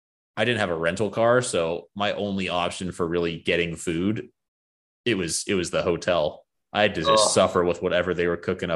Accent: Arizona, United States; I'm from Arizona.

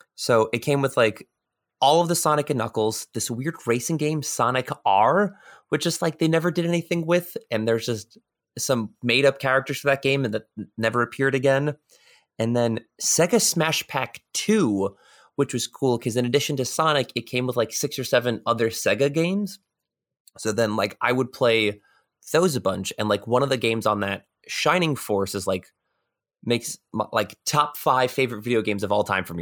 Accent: New York, United States; I'm from New York

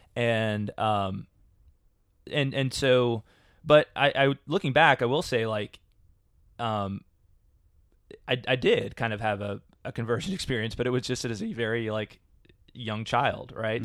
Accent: Louisville, Kentucky, United States; I grew up in Louisville, Kentucky

